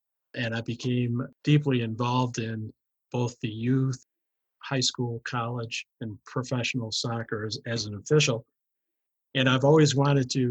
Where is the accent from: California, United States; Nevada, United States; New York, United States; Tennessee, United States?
New York, United States; Rochester; I have always been a resident of Rochester, New York, and I went to grammar, high school, and college here locally.